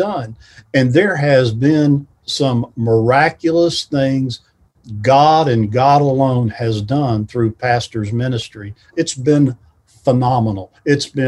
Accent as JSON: {"language": "English", "town": "Barboursville", "region": "West Virginia", "country": "United States", "tie": "born or raised there", "said": "I grew up in Barbersville"}